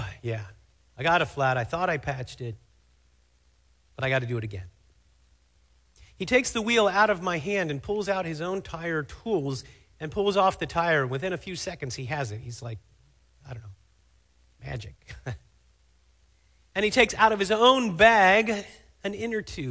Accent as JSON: {"language": "English", "town": "Cincinnati", "region": "Ohio", "country": "United States", "tie": "born or raised there", "moved": "yes", "lives_now": "Fremont, United States", "said": "The hospital where I was born in Cincinnati, Ohio, is named Good Samaritan Hospital"}